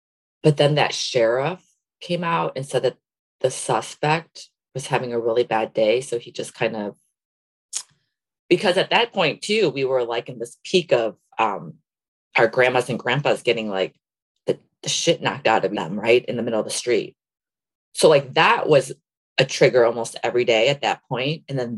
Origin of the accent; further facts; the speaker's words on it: Elmhurst, Illinois, United States; I went to a very white high school in Elmhurst, Illinois. So I was like one of few Asian